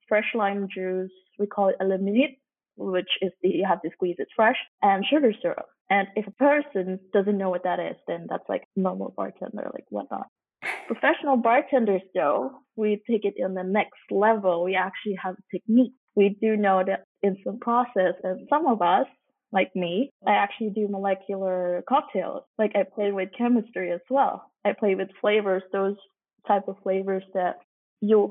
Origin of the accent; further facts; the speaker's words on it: Hong Kong; moved away as an adult; also born or lived in Singapore; now in Denmark; I'm actually originally from Hong Kong, but I lived most of my life in Singapore and Hong Kong.